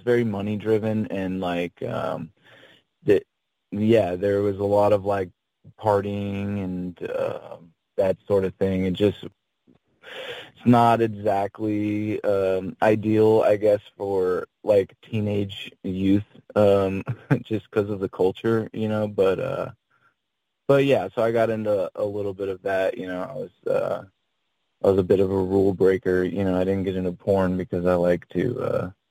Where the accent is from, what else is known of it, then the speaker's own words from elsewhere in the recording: Henderson, Nevada, United States; there's a suburb called Henderson that I grew up